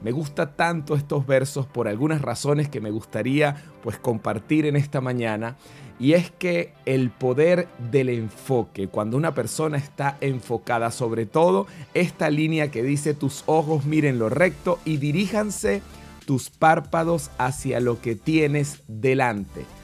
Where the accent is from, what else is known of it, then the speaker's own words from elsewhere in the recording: Venezuela; now in Santiago, Chile; yo soy venezolano y vivimos en Santiago de Chile